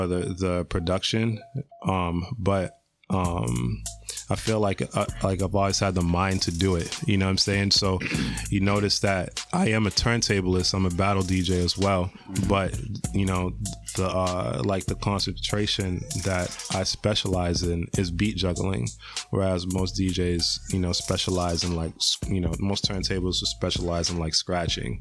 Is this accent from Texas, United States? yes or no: no; Boston, Massachusetts, United States; also born or lived in Quincy / Florida; I'm born in Boston. I am from Boston. Grew up in a bunch of different neighborhoods